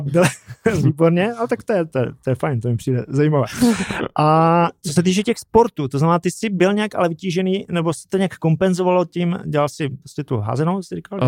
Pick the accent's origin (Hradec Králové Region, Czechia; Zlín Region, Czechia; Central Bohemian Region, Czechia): Zlín Region, Czechia; Brumov-Bylnice; Já pocházím z Brumova Bělnice